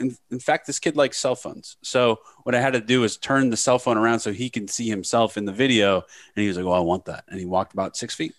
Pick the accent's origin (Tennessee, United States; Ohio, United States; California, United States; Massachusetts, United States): Ohio, United States; Northeast; moved away as an adult; also born or lived in Youngstown; I grew up in Northeast Ohio, king of cloudy, gray, overcast skies and rain.